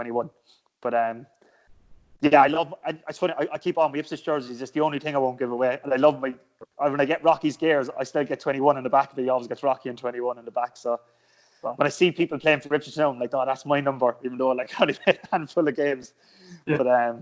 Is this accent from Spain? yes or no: no; Cork, Munster, Ireland; moved away; I am that in Cork